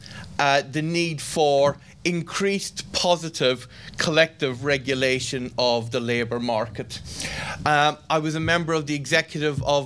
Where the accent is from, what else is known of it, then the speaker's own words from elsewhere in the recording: Ireland; an Irishman